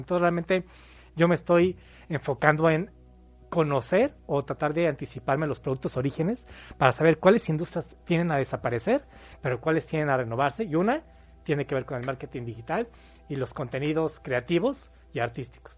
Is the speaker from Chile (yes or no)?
no; Mexico City, Mexico; moved away as an adult; now in Puebla, Mexico; Yo soy de la Ciudad de México, tengo ya 13 años viviendo aquí en Puebla.